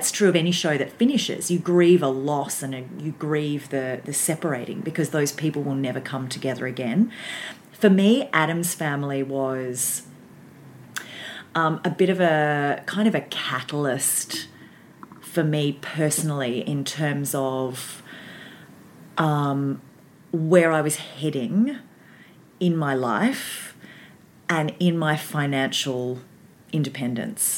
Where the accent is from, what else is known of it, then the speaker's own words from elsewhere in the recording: Baxter, Victoria, Australia; I grew up in Baxter, which is just outside of Frankston.